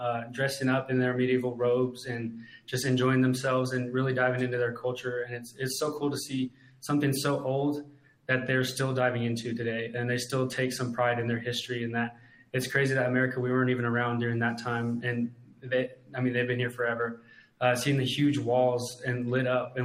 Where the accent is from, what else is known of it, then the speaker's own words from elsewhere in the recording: Lubbock, Texas, United States; I grew up in Lubbock my whole life, went to Lubbock Christian High School